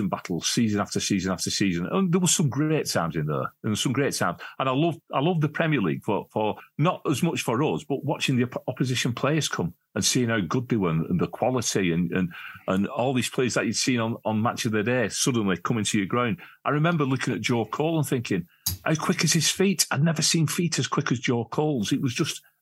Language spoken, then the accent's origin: English; Wigan, North West England, United Kingdom; growing up in Wigan, I'm 63 now